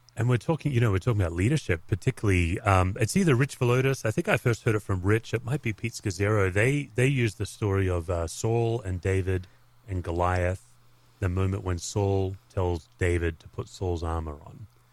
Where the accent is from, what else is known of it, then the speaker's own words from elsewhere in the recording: Australia; as an Aussie